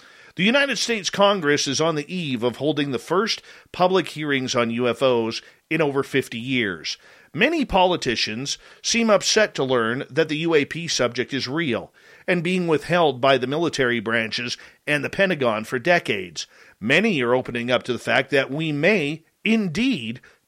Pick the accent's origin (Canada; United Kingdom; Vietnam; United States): Canada; we're the Canadian content here